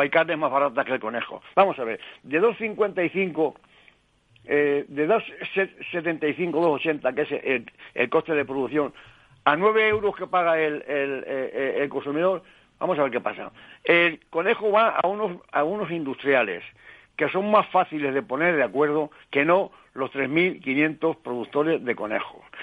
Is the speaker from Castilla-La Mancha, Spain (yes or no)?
yes; Toledo, Castilla-La Mancha, Spain; como toledano, pues en la caza es lo que nos gusta.